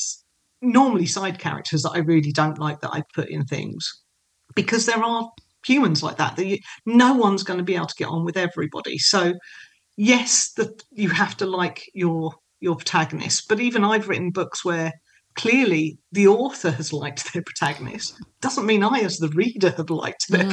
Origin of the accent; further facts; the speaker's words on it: Kent, South East England, United Kingdom; I grew up in Kent and so I know London.